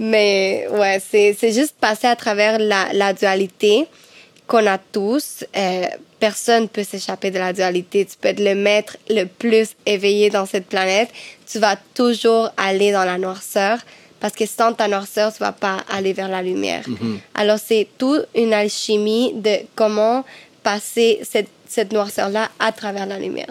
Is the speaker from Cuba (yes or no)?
yes; Cuba; moved away; Chez moi, à Cuba, ma famille